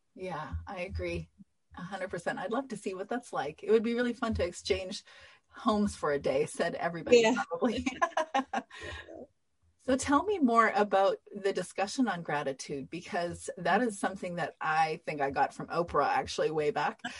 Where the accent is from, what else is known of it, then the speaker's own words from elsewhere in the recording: Canada; I'm Canadian